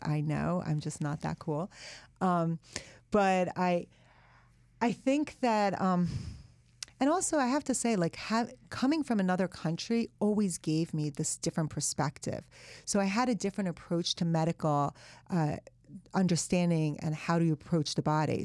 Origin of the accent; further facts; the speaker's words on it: United States; English is a second language; also born or lived in Iran; I'd spent half of elementary school, all of middle school, all of high school in America